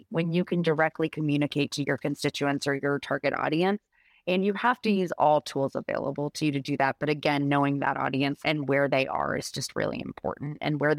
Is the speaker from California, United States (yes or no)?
no; Rhode Island, United States; I was a press secretary for a short period of time for my home state senator from Rhode Island, Jack Reed.